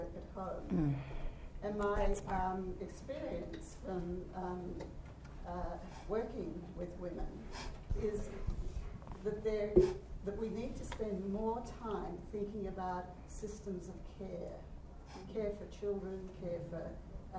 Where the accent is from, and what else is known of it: Australia